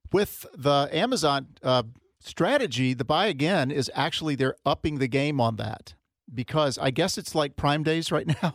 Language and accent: English; Florida, United States; I grew up in Florida